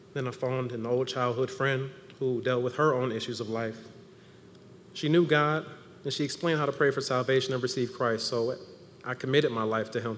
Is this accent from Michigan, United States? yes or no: yes; Ann Arbor, Michigan, United States; I'm from Ann Arbor